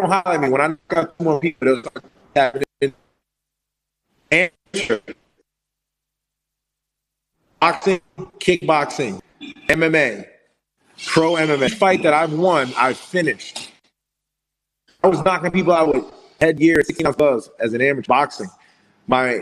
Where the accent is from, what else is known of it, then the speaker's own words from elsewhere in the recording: New York City, New York, United States; I'm from Brooklyn.